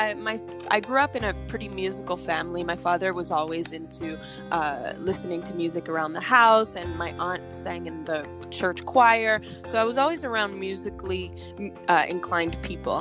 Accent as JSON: {"language": "English", "town": "Montreal", "region": "Quebec", "country": "Canada", "also_born_or_lived": "Los Angeles, United States / New York, United States", "moved": "yes", "lives_now": "Miami, United States", "said": "I'm originally from Montreal, Canada. Uh, I am a French speaking artist"}